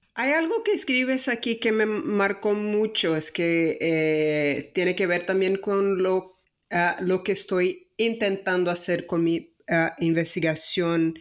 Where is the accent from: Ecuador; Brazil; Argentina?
Brazil; Salvador, Bahia; accent: Brazilian; Spanish is a second language; moved away; also born or lived in northeast Mexico; soy de, Brasil, de Salvador, Ah, viví el noreste de México